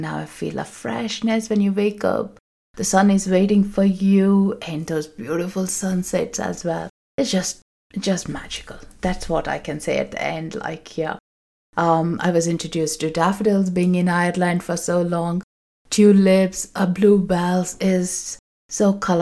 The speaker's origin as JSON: {"language": "English", "region": "South India", "country": "India", "moved": "yes", "said": "I come from South India, we have a festival called Ugadi"}